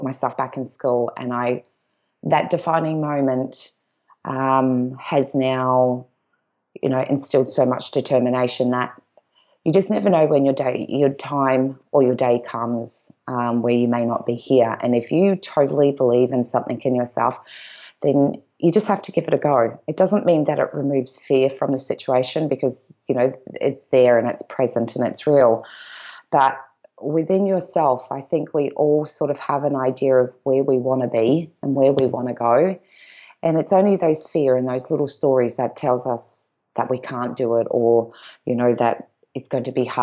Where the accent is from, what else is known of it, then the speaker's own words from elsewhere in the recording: Gold Coast, Queensland, Australia; We are originally from the Gold Coast